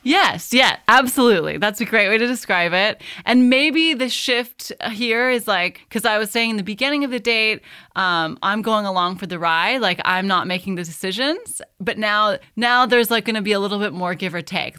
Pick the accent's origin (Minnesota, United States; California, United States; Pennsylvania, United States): California, United States; moved away as an adult; now in Tuscany, Italy; born and raised in California